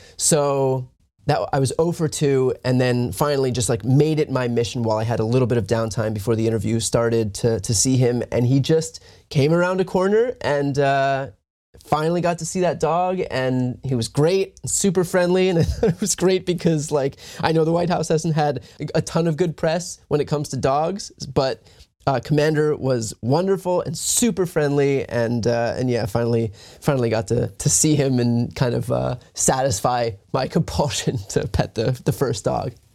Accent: East Coast, United States; I'm from the East Coast

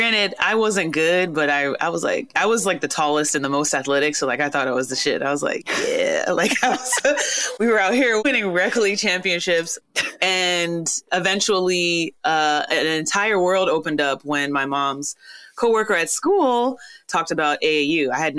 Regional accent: Houston, Texas, United States; we're very Nigerian American, you know, raised here, but of course the culture runs through us fully.

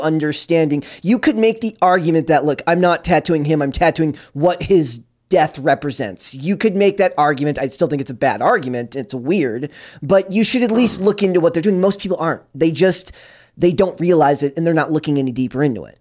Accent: Minnesota, United States; I'm from Minnesota

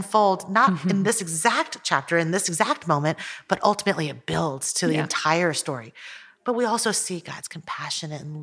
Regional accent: United States; also born or lived in Taiwan; moved to the United States when I was almost 5

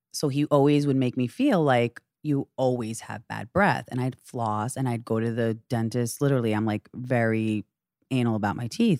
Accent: Great Neck, New York, United States; I'm thirty-five years old, from Long Island.

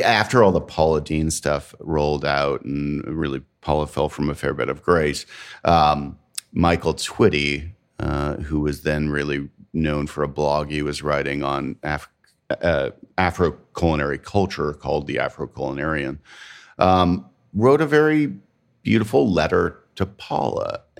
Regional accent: Canada; now in United States; I'm Canadian and I live in the South. Mm-hmm. I am not from the South. I was not born here. I do not claim this food as my own.

